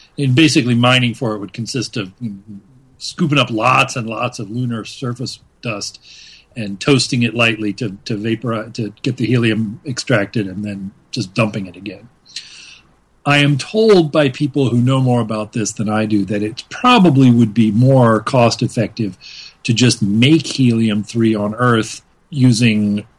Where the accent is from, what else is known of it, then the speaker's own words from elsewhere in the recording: Louisiana, United States; I grew up in Louisiana, which means one of the local heroes that we learned about in history class was our local pirate, Jean Lafitte